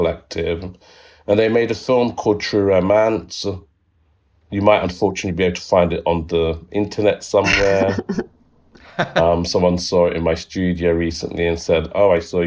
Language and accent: English; London, United Kingdom; I was born in East London. And I grew up there